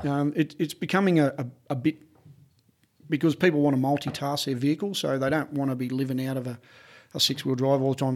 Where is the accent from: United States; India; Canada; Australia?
Australia